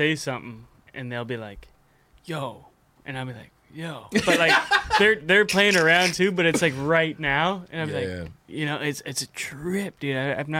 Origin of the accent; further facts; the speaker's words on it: White Rock, British Columbia, Canada; that's my hometown. That's the White Rock.